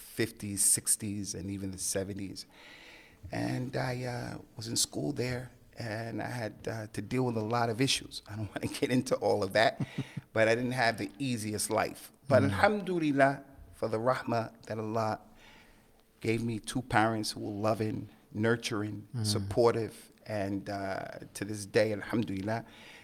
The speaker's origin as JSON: {"language": "English", "region": "New Jersey", "country": "United States", "tie": "born or raised there", "also_born_or_lived": "Keighley, West Yorkshire", "moved": "as an adult", "lives_now": "United Kingdom", "said": "I was born in America on the East Coast in New Jersey, to Mamie Starr, my dad … two loving parents, came from the South."}